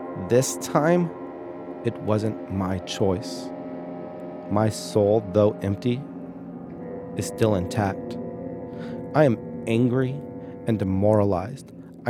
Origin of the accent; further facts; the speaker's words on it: San Diego, California, United States; also born or lived in Central Valley; I was raised here in San Diego and moved up to the Central Valley my final years of high school.